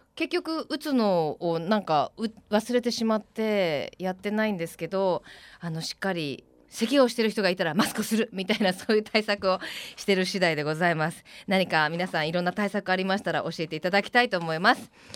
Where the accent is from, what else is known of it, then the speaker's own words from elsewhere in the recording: Kansai, Japan; now in Fukuoka, Japan; 私あの 関西出身なので